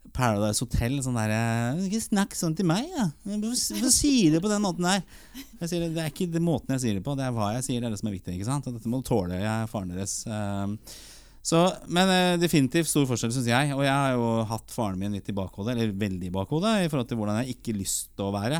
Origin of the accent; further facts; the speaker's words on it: Oslo, Norway; Vi vokste opp på Torshov